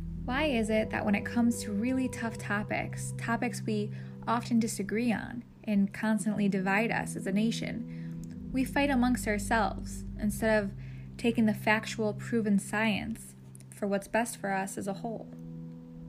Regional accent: United States

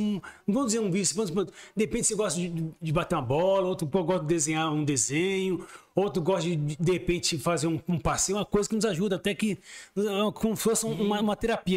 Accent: São Paulo, Brazil; moved away as an adult; also born or lived in Diadema; now in Sorocaba, Brazil; eu nasci mesmo em Diadema, mas fui criado mesmo no próximo, é um bairro já, é como fosse divisa do ABC ali, que é o próximo bairro chamado Jardim Miriam

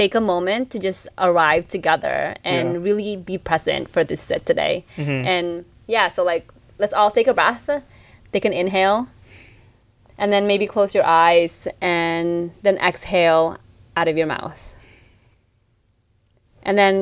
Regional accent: Philippines; we're Filipino

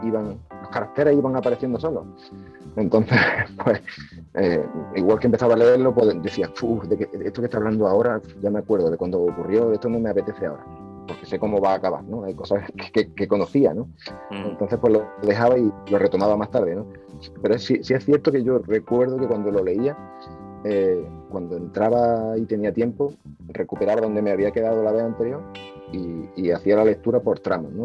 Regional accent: northern Córdoba, Andalusia, Spain; mi tierra, de, Córdoba, en el norte de Córdoba

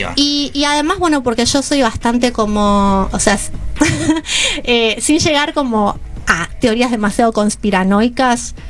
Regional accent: Lomas del Mirador, Buenos Aires Province, Argentina; Soy del oeste de Lomas del Mirador

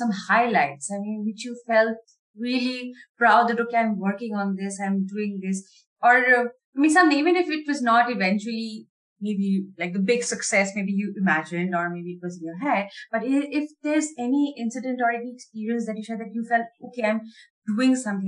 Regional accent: Assam, India; I'm from India. I come from a state in India called Assam.

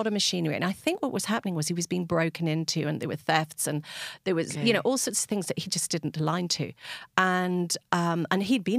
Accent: England, United Kingdom; now in West Cork, Ireland; you could probably hear by my accent, I don't sound totally as if I come from West Cork. And so we came from England on a boat, and my parents basically rocked up.

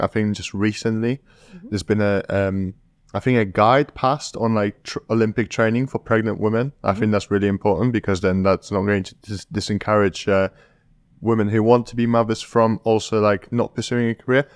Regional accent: Poland; moved away; I'm from a village in Poland.

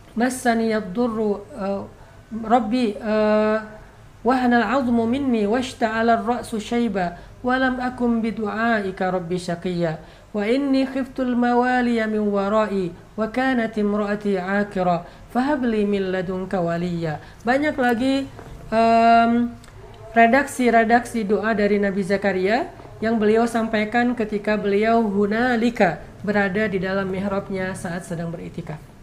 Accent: Aceh, Indonesia; moved away; kampung saya di Aceh

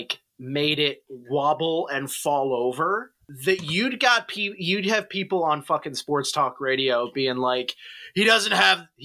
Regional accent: Philadelphia, Pennsylvania, United States; accent: Philly; my Philly accent

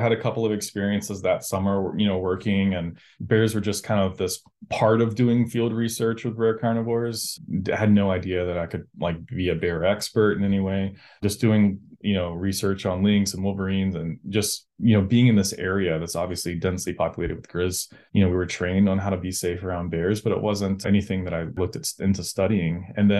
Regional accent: Georgia, United States; I was pretty lucky to grow up where I grew up in Southern Georgia.

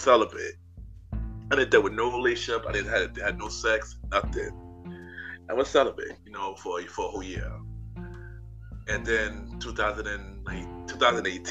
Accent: New York, United States; I was from New York

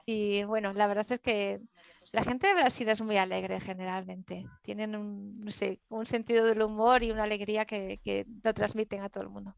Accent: Galicia, Spain; now in Madrid, Spain; yo nací en Galicia, que está al lado de Portugal, y mm, que hablamos gallego

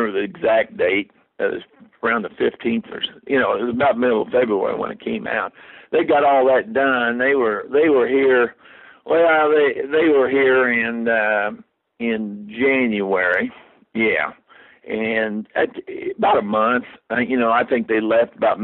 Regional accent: Lebanon, Indiana, United States; these New Yorkers that came in here thought we were a hick town. We were

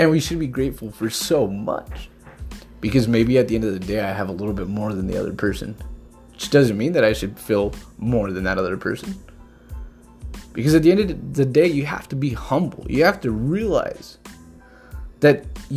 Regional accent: Jackson County, Oregon, United States; I'm from Oregon, in particular Jackson County. Born and raised all my life

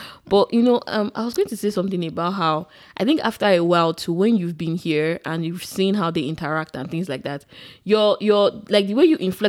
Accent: Nigeria; accent: Nigerian; moved away as an adult; now in United States

